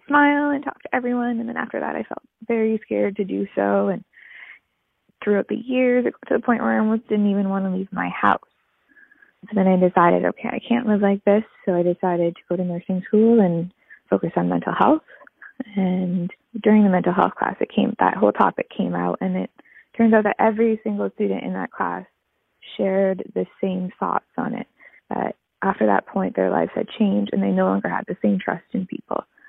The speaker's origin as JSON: {"language": "English", "town": "Port Colborne", "region": "Ontario", "country": "Canada", "moved": "yes", "lives_now": "Cape Breton, Canada", "said": "I'm calling from Cape Breton, originally from Port Colborne, Ontario, of all places."}